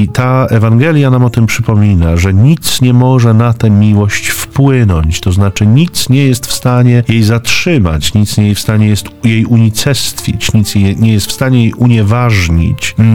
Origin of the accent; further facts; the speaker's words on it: Zduńska Wola, Łódź Voivodeship, Poland; Ja jestem z Duńskiej Woli. E, to jest miejsce urodzenia świętego Maksymiliana.